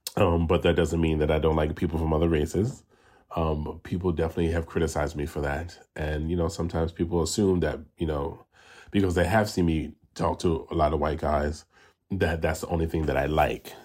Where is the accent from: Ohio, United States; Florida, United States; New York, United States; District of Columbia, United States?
New York, United States; New York City; moved away as an adult; now in Los Angeles, United States; I am originally from New York City, the South Bronx, and now I live in Los Angeles, California, and I've been out here for thirteen years.